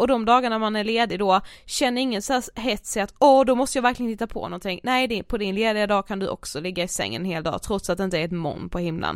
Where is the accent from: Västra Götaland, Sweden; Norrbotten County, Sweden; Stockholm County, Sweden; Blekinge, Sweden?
Blekinge, Sweden; moved away; hemma i Blekinge